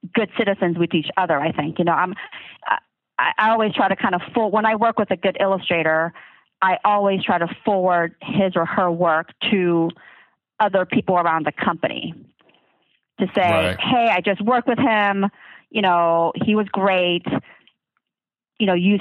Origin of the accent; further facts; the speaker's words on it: the South, United States; I grew up in the South